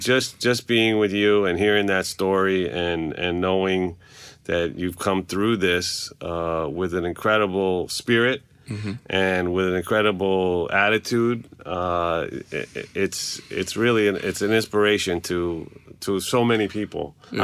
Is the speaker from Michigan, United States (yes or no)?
no; New York, United States; and you know, as a New Yorker, I want to apologize to you from all of us that you ever had to go through this